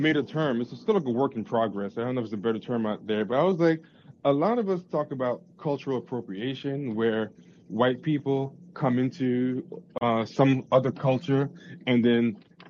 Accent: New York City, New York, United States; I'm from Queens. We don't have that there.

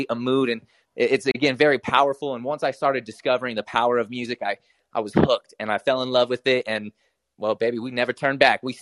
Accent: Utah, United States; born there; it's mostly I was born over here in Utah, so this is definitely the home state. So I got to show hometown love.

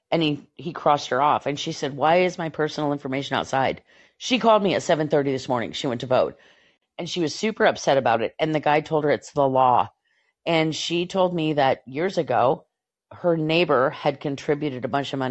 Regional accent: Portland, Oregon, United States; I grew up in Portland and, well, the West Hills of Portland

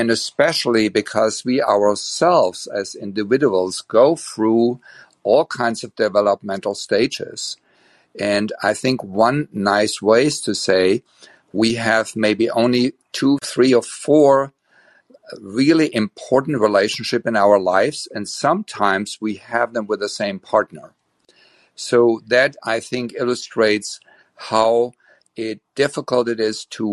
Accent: Germany; English is a second language; moved away as an adult; now in Berkeley, United States; as you can probably hear from my slight accent, I am from Germany, and I got my education as a psychologist in Germany. And this June, it is 40 years that I immigrated to United States

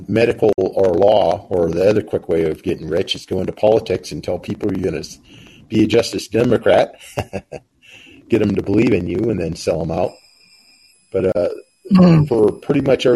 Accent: Pacific Northwest, United States; moved away; I was from the Pacific Northwest

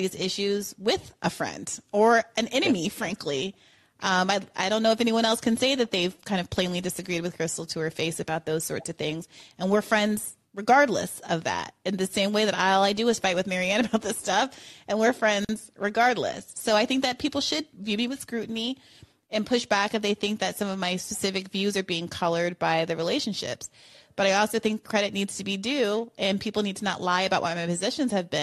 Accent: New York, United States; we're both from New York

